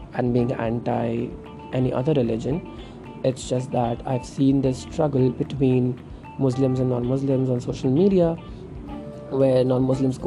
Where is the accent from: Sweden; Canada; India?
India